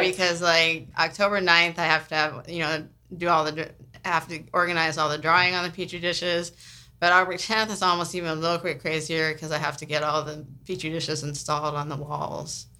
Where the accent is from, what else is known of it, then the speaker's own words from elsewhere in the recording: San Francisco, California, United States; now in New Orleans, United States; I grew up in San Francisco